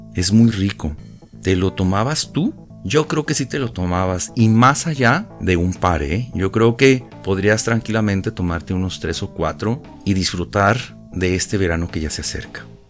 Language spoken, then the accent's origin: Spanish; Ciudad Juárez, Chihuahua, Mexico; cuando era niño, allá en Ciudad Juárez